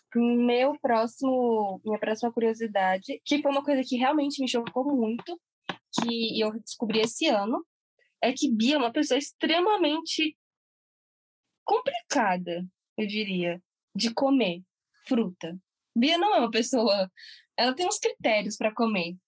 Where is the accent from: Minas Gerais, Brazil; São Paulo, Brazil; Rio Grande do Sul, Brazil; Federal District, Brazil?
Federal District, Brazil; Brasília; a gente é de Brasília